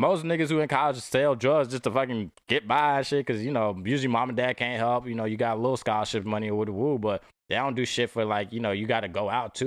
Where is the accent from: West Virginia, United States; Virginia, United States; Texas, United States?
Texas, United States; Dallas; I'm from, I'm from Dallas